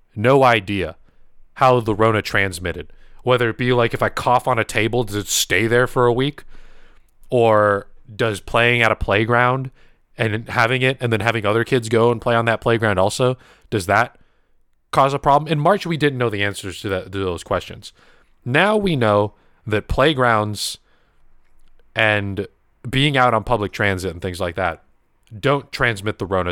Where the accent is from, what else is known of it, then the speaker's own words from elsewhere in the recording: United States; I was born in America, obviously, but my grandma, both my grandmas were from the Philippines